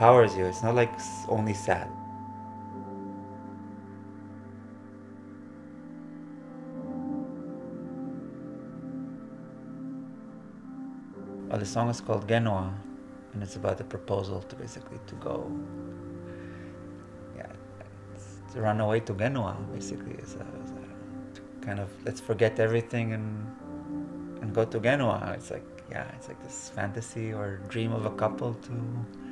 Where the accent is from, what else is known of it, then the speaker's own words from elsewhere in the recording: Israel; moved away as an adult; now in Netherlands; my leaving Israel, or my coming to Netherlands. Maybe this transition from saying goodbye to my home country